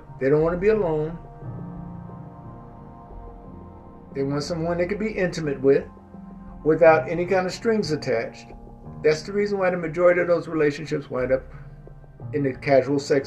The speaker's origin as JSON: {"language": "English", "region": "Mississippi", "country": "United States", "tie": "born or raised there", "said": "Growing up in Mississippi"}